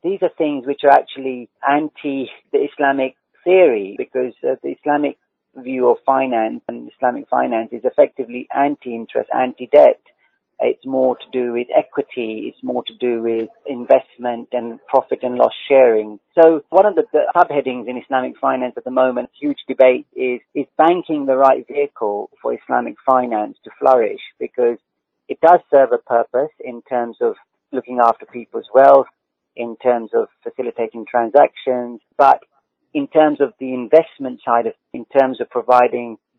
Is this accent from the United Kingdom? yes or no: yes; United Kingdom; living in the UK, being a British person